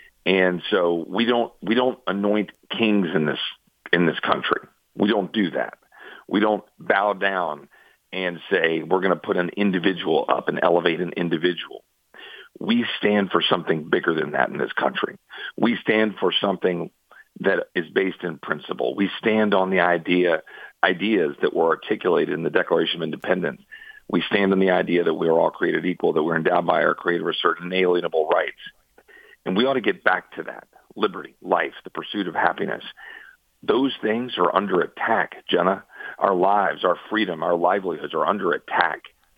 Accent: Texas, United States; as a Texan

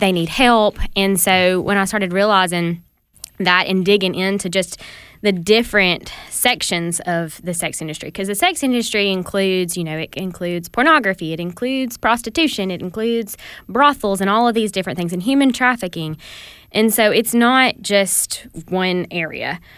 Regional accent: the South, United States; growing up in the South

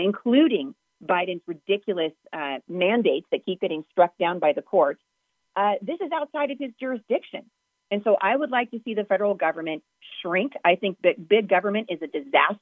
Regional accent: Southwest Washington, United States; I am from Southwest Washington. My roots go deep here

